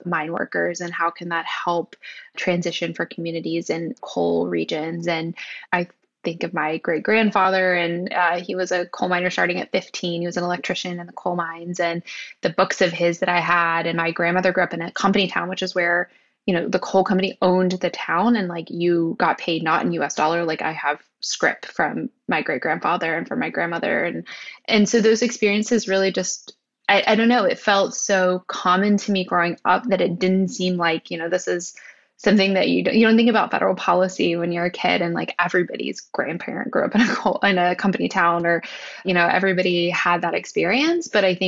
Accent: West Virginia, United States; moved away as an adult; also born or lived in Pittsburgh, Pennsylvania; I grew up outside of Canova in a place called Barker Hill. I grew up on the land where my grandfather was literally born. My grandparents were right there. It's a small town. It's West Virginia. And really not a primary coal region, but sort of a coal shipping area near Huntington, West Virginia.

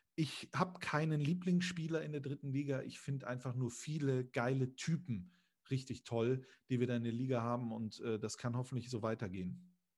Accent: Düsseldorf, North Rhine-Westphalia, Germany; Ich bin in Düsseldorf geboren.

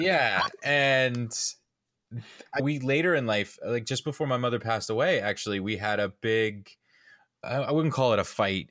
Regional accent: Atlanta, Georgia, United States; I was born and raised in Atlanta

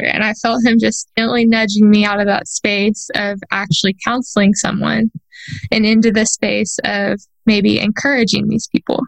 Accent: a town not too far from Houston, Texas, United States; I was born on December 30th in a town not too far from Houston.

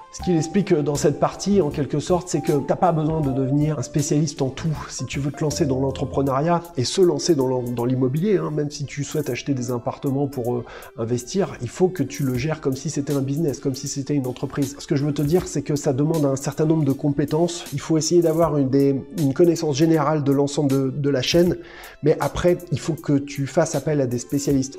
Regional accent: France; nous en tant que Français

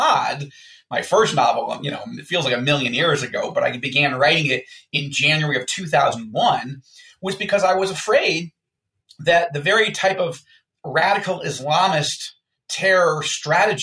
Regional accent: United States; moved away as an adult; now in Israel; I was born and raised in the States

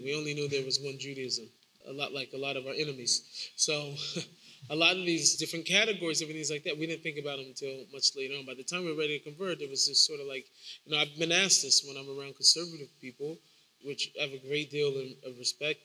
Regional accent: Seattle, Washington, United States; I grew up in Seward Park. I grew up in a Jewish neighborhood, more or less

